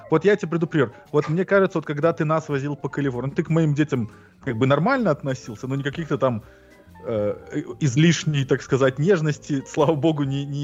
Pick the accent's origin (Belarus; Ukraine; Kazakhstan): Belarus; now in United States; я обычный колхозный белорус